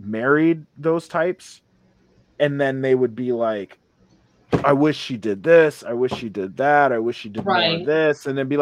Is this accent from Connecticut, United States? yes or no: yes; Connecticut, United States; I grew up in Connecticut